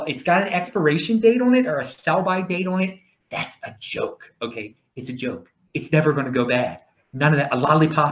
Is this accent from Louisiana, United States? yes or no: no; Baltimore, Maryland, United States; accent: Baltimore; That's my Baltimore accent.